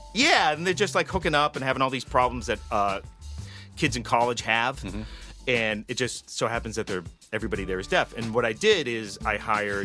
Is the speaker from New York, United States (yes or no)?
no; Woburn, Massachusetts, United States; I grew up in Woburn